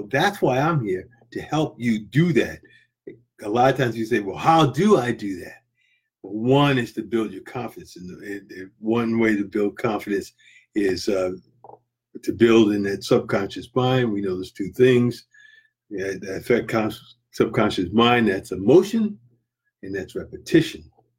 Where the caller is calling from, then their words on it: Florida, United States; I'm coming from Florida here.